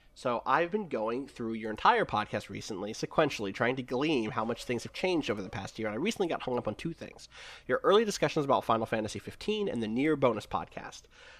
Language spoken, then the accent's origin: English; New Jersey, United States; also born or lived in Wilkes-Barre, Pennsylvania; So I'm from there, but I was raised in South Jersey. But I don't have there are a lot of South Jersey accent things that I don't have.